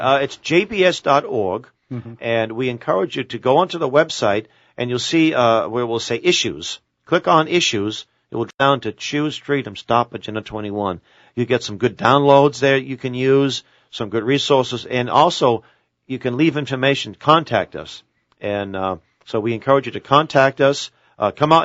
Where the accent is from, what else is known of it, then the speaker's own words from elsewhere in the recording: Boston, Massachusetts, United States; growing up in Boston